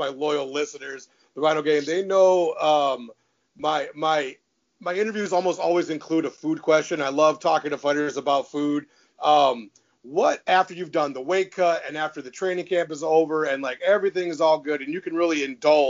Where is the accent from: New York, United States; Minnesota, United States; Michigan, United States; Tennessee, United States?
Michigan, United States; Detroit; I'm from the Detroit area.